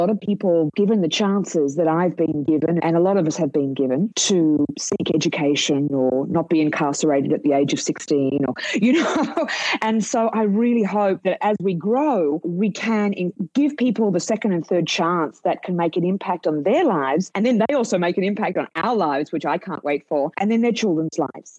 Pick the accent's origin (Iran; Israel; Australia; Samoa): Australia; now in United States; You can tell by my accent, I'm from Australia